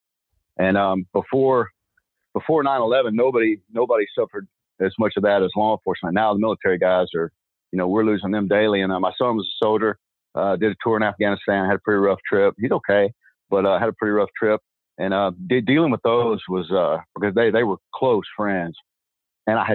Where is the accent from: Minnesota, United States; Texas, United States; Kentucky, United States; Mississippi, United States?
Texas, United States; I'm from Texas